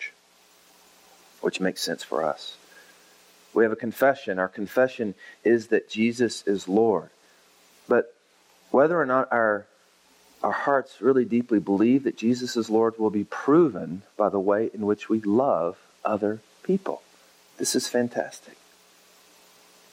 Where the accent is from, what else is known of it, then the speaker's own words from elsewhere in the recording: Oklahoma, United States; now in Texas, United States; I grew up in Oklahoma, and I live now in Texas